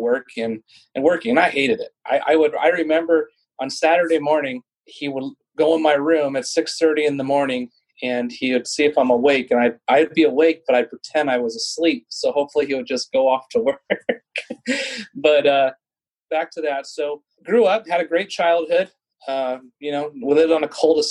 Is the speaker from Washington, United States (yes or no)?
no; Yorba Linda, California, United States; also born or lived in Whittier, California; Yorba Linda is right off the 91 freeway and a small community. And I lived there until I was 15. From 3 to 15